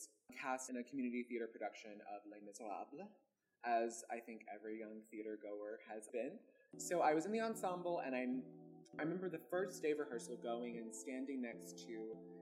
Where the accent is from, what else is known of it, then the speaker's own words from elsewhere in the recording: Birmingham, Alabama, United States; growing up in Birmingham, Alabama